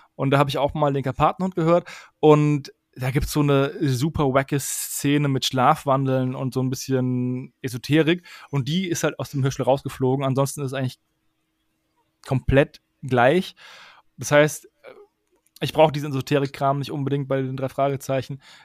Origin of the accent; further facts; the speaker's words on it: Würzburg, Bavaria, Germany; Ich komme aus Würzburg